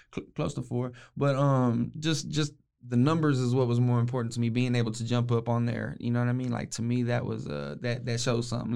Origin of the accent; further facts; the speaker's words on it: West, Texas, United States; I'm from West